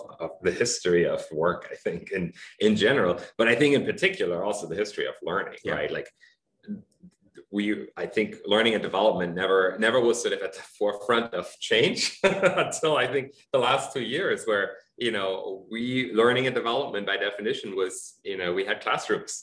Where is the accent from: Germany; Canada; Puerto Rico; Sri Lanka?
Germany; moved away; I'm from Germany originally.